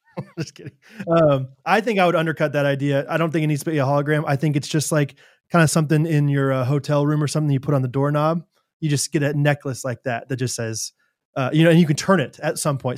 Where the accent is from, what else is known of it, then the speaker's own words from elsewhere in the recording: Kansas City, United States; I'm from Kansas City